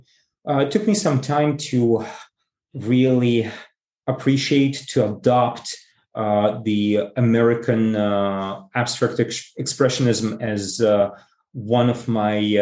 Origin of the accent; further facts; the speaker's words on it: Saint Petersburg, Russia; moved away; I was born in St. Petersburg, and my native museum, if one can say this way, is the Hermitage